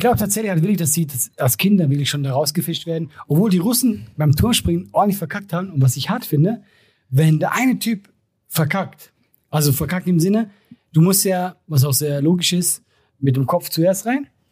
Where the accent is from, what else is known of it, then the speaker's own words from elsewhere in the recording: Switzerland; wir Schweizer